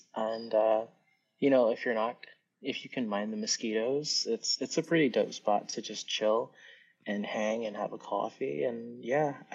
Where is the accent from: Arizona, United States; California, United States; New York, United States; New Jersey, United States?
New York, United States; New York City; accent: New Yorkese; So I'm from Brooklyn. I'm from New York. So actually, in New Yorkese